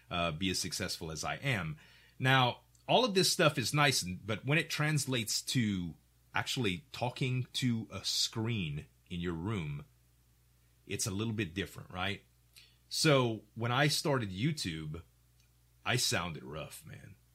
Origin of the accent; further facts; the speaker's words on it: Louisiana, United States; accent: Cajun; And he heard me and my Cajun accent, like, hey, y'all, welcome to the restaurant.